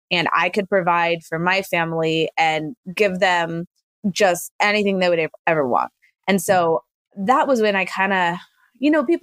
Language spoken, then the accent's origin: English; Fort Bragg, North Carolina, United States; born there; also born or lived in Germany / Virginia / Panama; I was born in North Carolina at Fort Bragg. We let's see traveled spent a couple years in Germany, spent a couple years in a few different places in Virginia, spent a couple years in Panama down in Central America